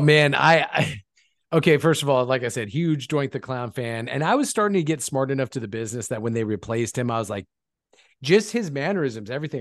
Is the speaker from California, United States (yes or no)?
yes; Lancaster, California, United States; Lancaster, California, my hometown